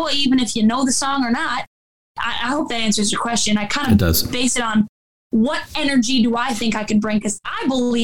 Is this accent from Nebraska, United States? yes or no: no; Detroit, Michigan, United States; also born or lived in Lake Orion, Michigan; now in Orlinda, United States; I grew up in Detroit